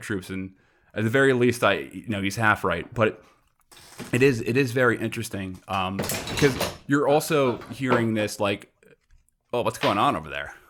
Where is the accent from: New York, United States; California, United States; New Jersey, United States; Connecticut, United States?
New York, United States; New York City; also born or lived in Brooklyn / Long Island; I'm from Queens originally